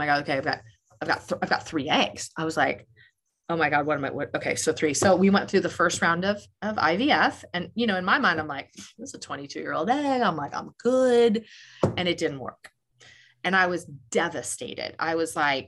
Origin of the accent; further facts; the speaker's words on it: Des Moines, Iowa, United States; moved away; I'm from Des Moines, Iowa originally.